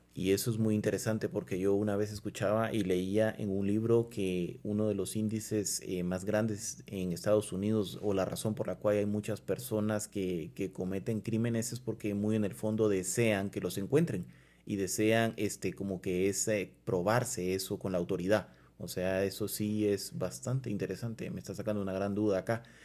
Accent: Guatemala; nosotros como guatemaltecos

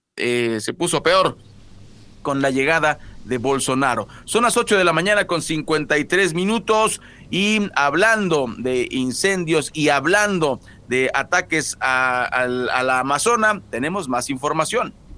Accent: Mexico; no somos nuevos los mexicanos

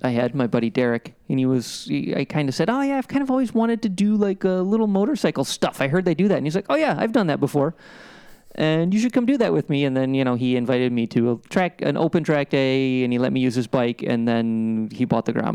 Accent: Midwest, United States; growing up in the Midwest in the 80s

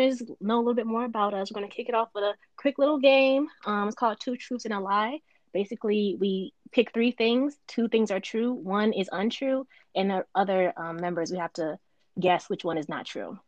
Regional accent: United States; moved away as an adult; also born or lived in Connecticut; now in Virginia, United States; I'm from up north, New York, Connecticut, all of that. I joined the Air Force and I ended up in Virginia. So right now I'm in Virginia.

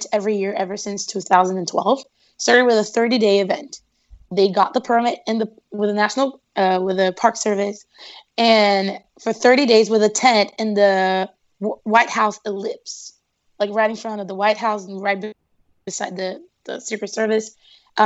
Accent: Recife, Pernambuco, Brazil; first language Portuguese; English is a second language; moved away as an adult; also born or lived in Norway; now in Washington, D.C., United States; I am from Brazil and a city called Recife, or Recife

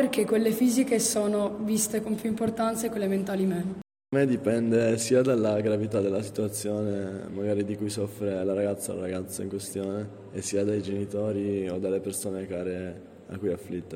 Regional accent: Pakistan; now in Turin, Italy; io sono asiatica, vengo dal Pakistan

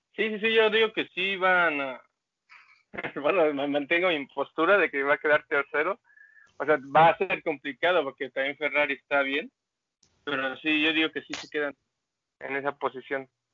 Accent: Mexico City, Mexico; la Ciudad de México

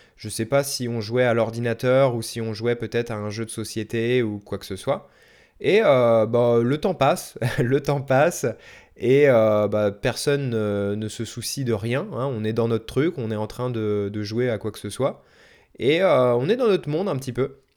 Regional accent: Bois-d'Arcy, Île-de-France, France; je suis né à Paris, en tout cas dans les Yvelines. Donc euh, c'est pas vraiment Paris-Paris, mais on était en, banlieue parisienne en gros

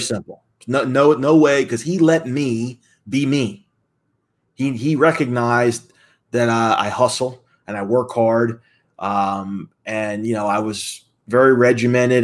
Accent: Atlanta, Georgia, United States; moved away as an adult; also born or lived in Philadelphia, Pennsylvania; At a young age, though, I moved down to Atlanta, Georgia, just outside of Atlanta, and basically grew up there, second grade till I graduated high school

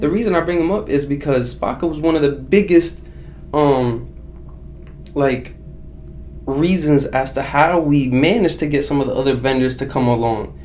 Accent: Baghdad, Baghdad Governorate, Iraq; now in United States; I was born in Iraq, as you know, I was born in Baghdad, Iraq.

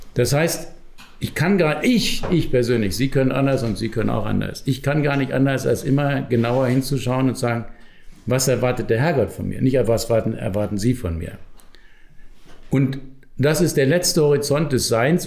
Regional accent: Germany; now in Austria; Ich komme ja aus Deutschland, wie man hört, an meiner Sprache.

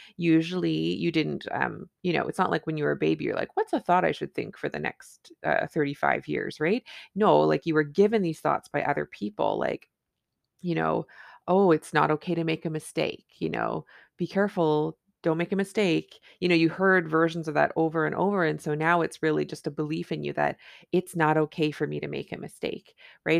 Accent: Canada; I'm a Canadian family physician

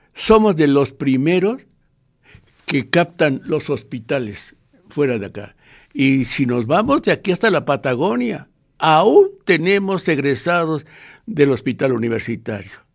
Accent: Mexico; como los mexicanos

